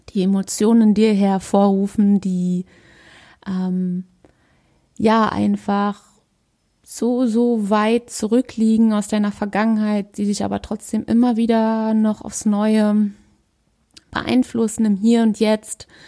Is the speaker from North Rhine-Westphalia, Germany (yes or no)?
no; Berlin, Germany; ich bin 32, ich komme aus Berlin und ich bin ganzheitlicher Coach.